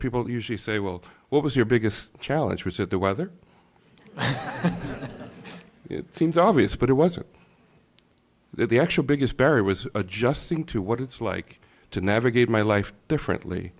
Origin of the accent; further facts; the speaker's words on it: Jamaica; also born or lived in Bahamas; now in Pittsford, United States; I grew up in the Caribbean, in the originally from Jamaica